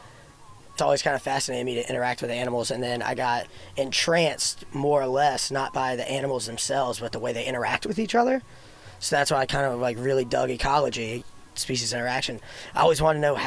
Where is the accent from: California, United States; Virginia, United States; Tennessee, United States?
Virginia, United States; Sedley; So I grew up in Sedley, Virginia. It's a teeny tiny little town in the Tidewater area